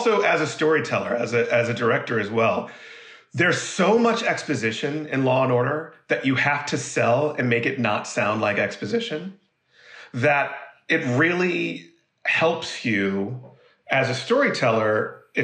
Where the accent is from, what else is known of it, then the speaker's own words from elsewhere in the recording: Monterey, California, United States; moved away; also born or lived in Philadelphia, Pennsylvania; we moved when I was 2 or 3 years old to Monterey, California, Central California. And we lived there from when I was 3 years old to I was 11